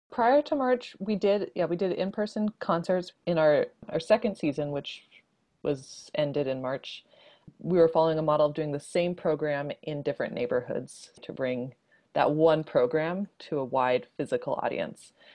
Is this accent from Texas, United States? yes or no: yes; Houston, Texas, United States; I grew up mostly in Houston